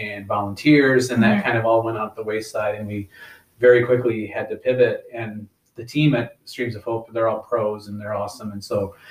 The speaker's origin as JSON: {"language": "English", "town": "Caledonia", "region": "Michigan", "country": "United States", "tie": "born or raised there", "also_born_or_lived": "Lansing, Michigan / Grand Rapids, Michigan", "said": "I grew up in Caledonia, so I've pretty much been here my whole life"}